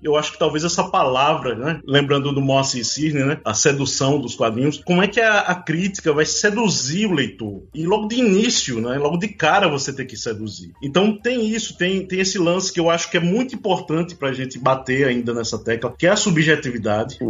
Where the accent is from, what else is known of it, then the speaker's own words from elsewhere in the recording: João Pessoa, Paraíba, Brazil; eu sou de João Pessoa, né, da Paraíba.